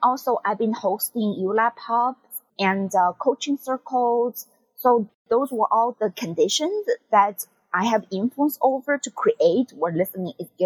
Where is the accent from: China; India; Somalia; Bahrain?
China; now in United States; I'm from China